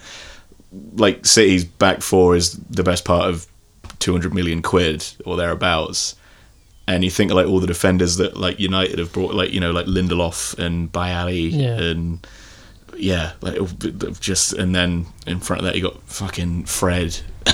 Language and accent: English; Ireland; as an Irishman